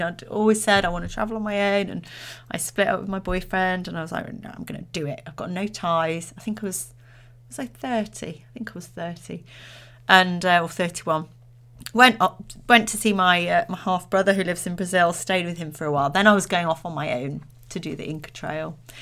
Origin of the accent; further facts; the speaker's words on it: Derbyshire, East Midlands, United Kingdom; I'm from Derbyshire.